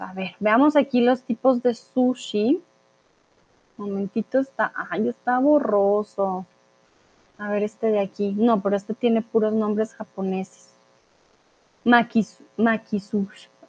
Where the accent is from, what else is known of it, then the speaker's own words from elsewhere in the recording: Colombia; also born or lived in Mexico; now in Germany; yo soy de Colombia, soy de Latinoamérica, por lo tanto pronuncio terraza con es normal.